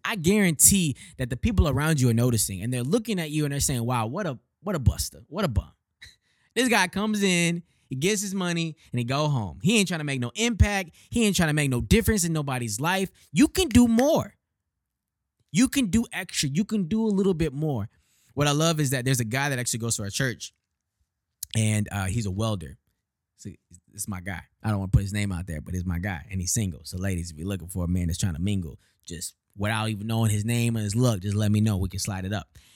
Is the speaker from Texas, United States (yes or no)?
yes; Houston, Texas, United States; moved away as an adult; now in Detroit, United States; Born and raised in Houston, Texas, twenty-seven years old